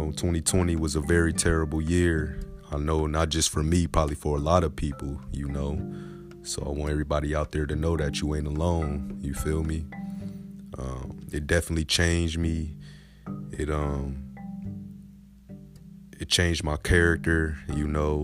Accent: Grand Rapids, Michigan, United States; born and raised in Grand Rapids, Michigan

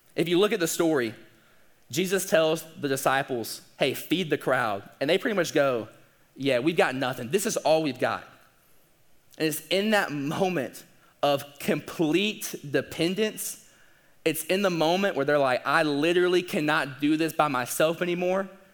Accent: the South, United States; we're also from the South

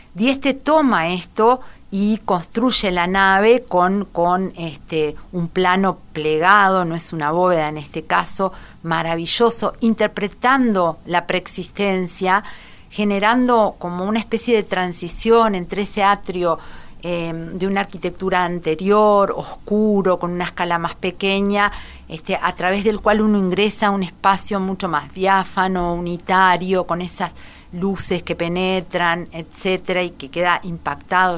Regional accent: Salto, Uruguay; somos dos salteños

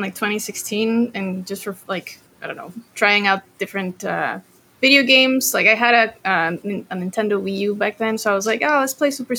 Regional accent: Costa Rica; So after that, Costa Rica, went back to like my hometown in Costa Rica. That was high school.

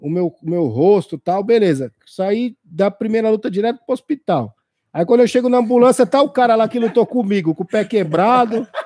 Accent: São Paulo, Brazil; born there; now in Osasco, Brazil; eu sou de São, eu sou paulista, né? Nasci na Zona Leste, São Mateus.

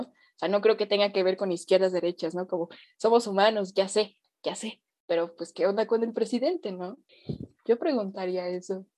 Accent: Mexico; mi nación, en mi patria, ¿no? De donde yo nací

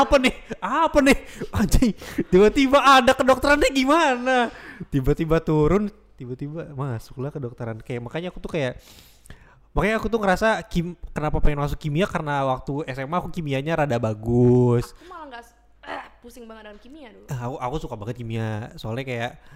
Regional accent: Bandung, West Java, Indonesia; moved away; aku emang awalnya asalnya dari Bandung

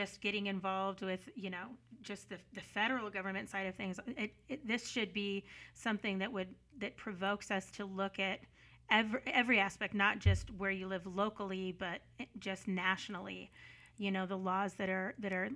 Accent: Los Angeles, California, United States; now in New Mexico, United States; I'm from Los Angeles.

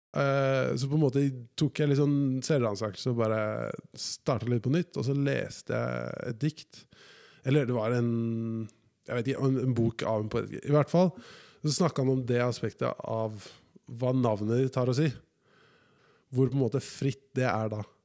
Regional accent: Oslo, Norway; At jeg føler meg 100 fra Oslo

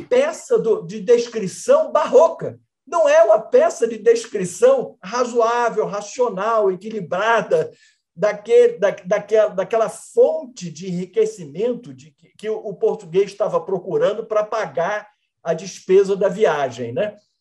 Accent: Brazil

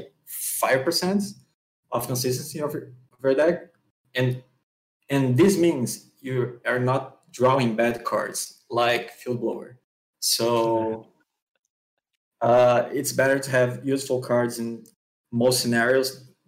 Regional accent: Rio de Janeiro, Brazil; I'm from Rio de Janeiro, Brazil

